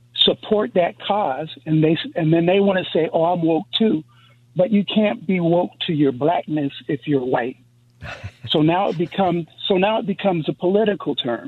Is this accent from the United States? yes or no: yes; East Coast, United States; I'm from the East Coast.